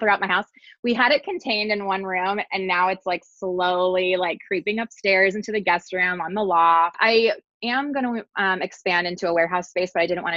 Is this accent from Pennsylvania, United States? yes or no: no; California, United States; now in Texas, United States; I'm from California.